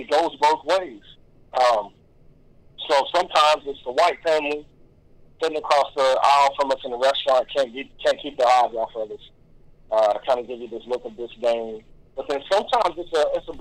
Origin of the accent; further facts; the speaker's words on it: Kentucky, United States; growing up in Kentucky